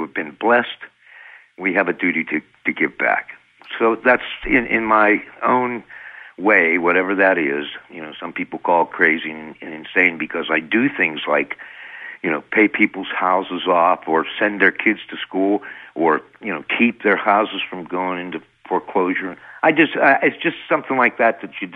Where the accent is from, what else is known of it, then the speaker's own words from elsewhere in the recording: United States; I'm American scientists